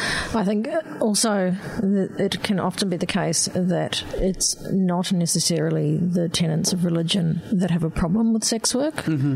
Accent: Christchurch, Canterbury, New Zealand; Working back in Christchurch, which is where I'm from New Zealand

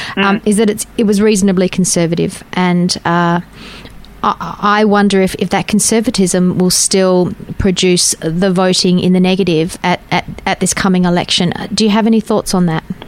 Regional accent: Safety Bay, Western Australia, Australia; I grew up in Safety Bay

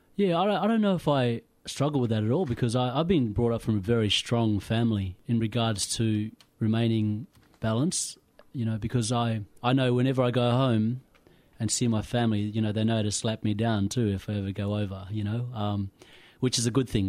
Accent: Pilbara, Western Australia, Australia; moved away as an adult; also born or lived in Kimberley, Western Australia; now in Melbourne, Australia; I was brought up in the Pilbara, but I, my roots come from the Kimberleys.

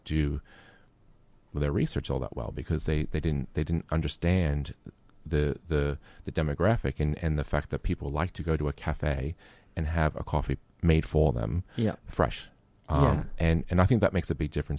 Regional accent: United States; now in Australia; I'm American.

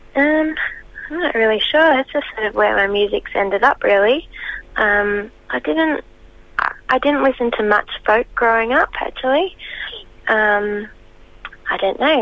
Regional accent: Albury Wodonga, Australia; I grew up in Albury Wodonga, which is sort of on the border of New South Wales and Victoria

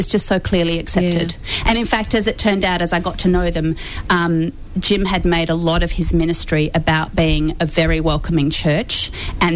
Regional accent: Melbourne, Victoria, Australia; moved away as an adult; also born or lived in New York; I've come back to Melbourne, which is my hometown

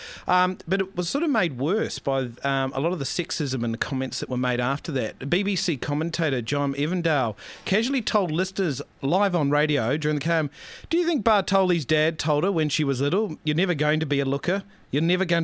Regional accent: New Zealand; now in Australia; I'm a Kiwi

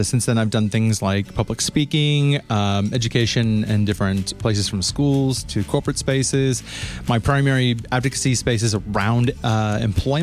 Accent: United States; moved away; being an American and trans woman

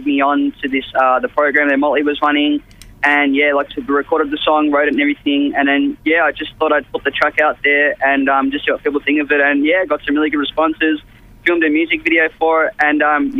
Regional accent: Melbourne, Victoria, Australia; I'm obviously from Melbourne. I live out just past Essendon Way

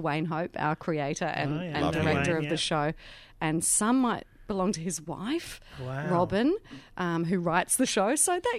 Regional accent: New Zealand; accent: Kiwi; now in Australia; a flat-out Kiwi accent, which was my natural accent anyway, really.

